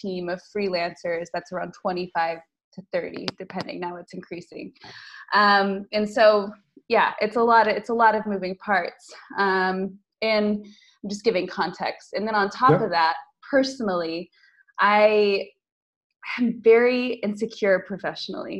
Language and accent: English; United States; moved away as an adult; now in Lisbon, Portugal; I'm American, living in Lisbon for the last 7 years